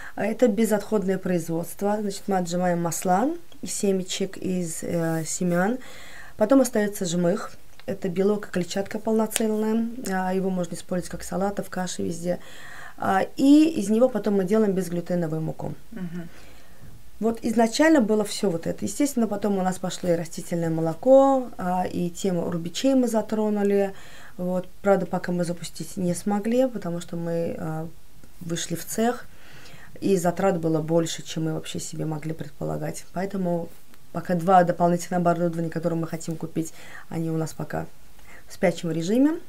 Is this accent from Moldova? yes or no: no; Baku, Azerbaijan; я из Баку